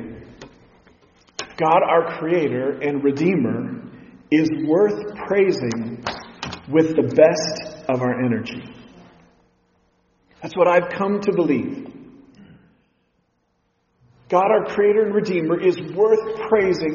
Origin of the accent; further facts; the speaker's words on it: Pacific Northwest, United States; growing up in the Pacific Northwest, I've been outdoors a lot